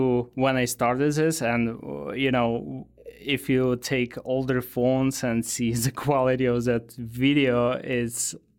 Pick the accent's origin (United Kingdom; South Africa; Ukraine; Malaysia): Ukraine; English is a second language; moved away as an adult; also born or lived in Moldova / Russia; now in United States; Oh, I lived in different countries. So I was actually born in Moldova, then moved to Russia, then to Ukraine.